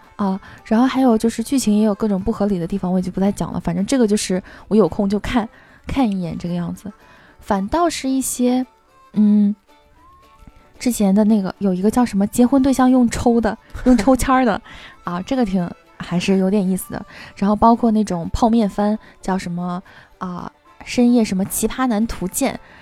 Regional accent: Northeast China, China; 作为一个东北人

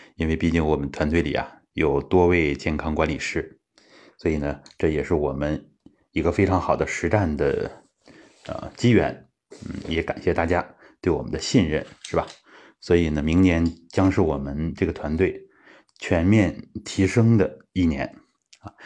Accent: Daqing, Heilongjiang, China; 其实大庆确实还有这种奉献的精神。呃，我从小在这样的氛围里面长大

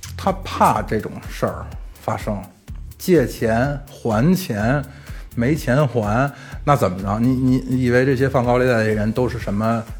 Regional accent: Beijing, China; 咱们北京话

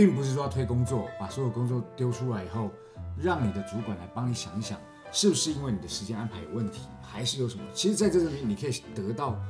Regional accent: Taiwan; moved away as an adult; 可是对我们这种从台湾来到这边工作的人，

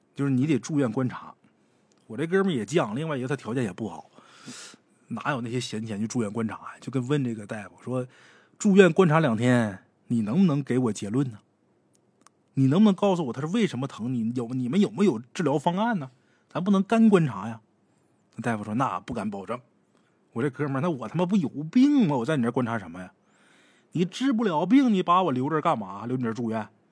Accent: Northeast China, China; 咱们东北人

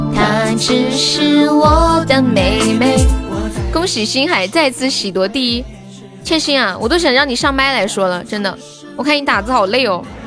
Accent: Sichuan, China; accent: Sichuanese; 我们四川话

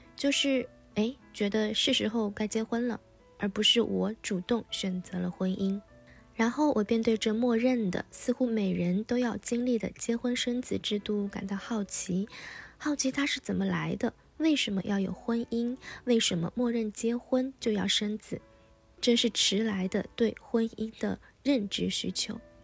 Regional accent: China; 我一个中国人觉得自己根本不了解中国

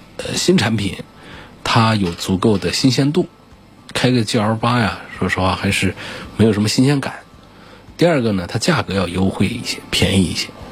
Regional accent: Hubei, China; 作为一个湖北人

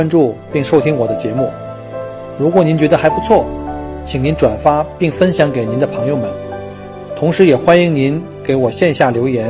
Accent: China; now in Australia; 尤其我们中国人，有的像老人呢或小孩，他可能不太愿意吃太凉的

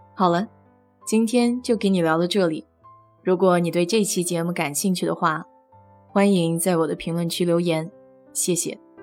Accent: Nanjing, Jiangsu, China; moved away as an adult; now in Houston, United States; 小时候在南大的校园里见过

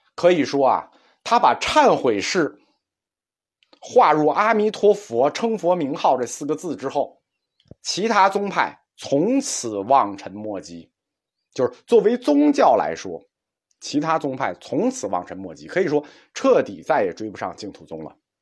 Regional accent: China; 我们中国人有一个两分法看问题

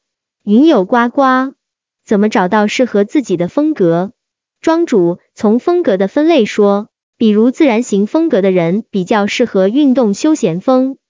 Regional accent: China; 回国后查看我们中国古文化资料，发现我们中国人其实一直有惜物与敬天爱人这样的价值观。

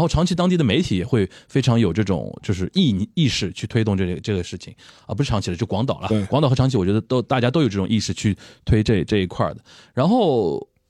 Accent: China; 作为中国人，我说作为中国人

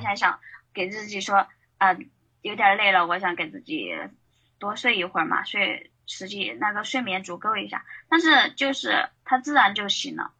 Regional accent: Chongqing, China; 我是来自那个重庆美丽山城的，呃，平面设计师

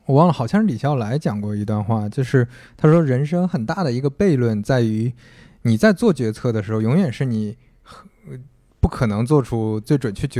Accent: Shandong, China; now in Hangzhou, China; 因为我也是北方人，我是山东人，

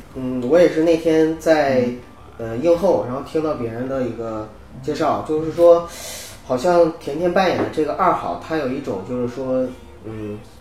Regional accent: Heilongjiang, China; 我是东北人，嗯。我是黑龙江的。 从小到大的话，我们那边不叫萨满

